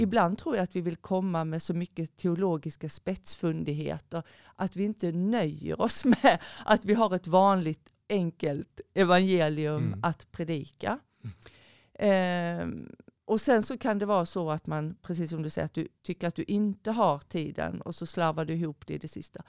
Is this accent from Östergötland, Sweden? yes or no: no; Skåne, Sweden; moved away; sen är jag en skåning i förskingringen